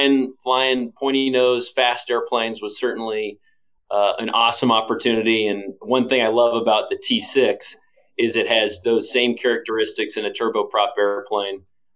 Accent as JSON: {"language": "English", "town": "Kansas City", "country": "United States", "moved": "yes", "lives_now": "Wichita, United States", "said": "I'm originally from Kansas City, and once I left the Navy and went back and got a graduate degree, I knew that moving back to the Midwest was something my wife and I really wanted to do."}